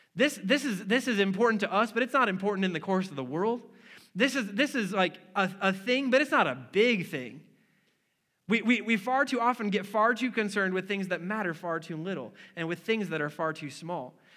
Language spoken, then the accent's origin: English; Wisconsin, United States; moved away; I'm from Wisconsin